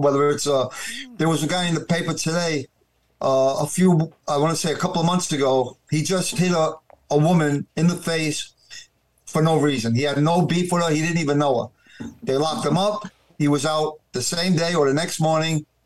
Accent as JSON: {"language": "English", "town": "New York City", "region": "New York", "country": "United States", "tie": "born or raised there", "said": "I was born and raised in Brooklyn, New York"}